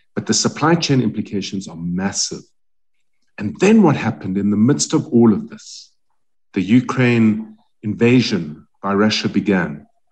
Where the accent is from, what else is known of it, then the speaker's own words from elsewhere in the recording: South Africa; we as South African companies